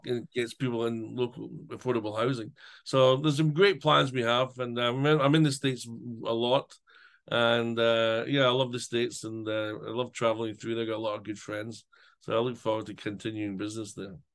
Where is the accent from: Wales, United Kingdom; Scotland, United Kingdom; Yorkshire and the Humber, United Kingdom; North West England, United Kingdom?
Scotland, United Kingdom; now in Ukraine; being Scottish